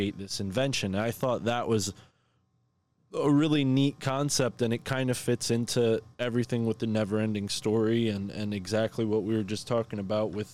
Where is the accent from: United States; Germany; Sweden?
United States; Connecticut; that being my home state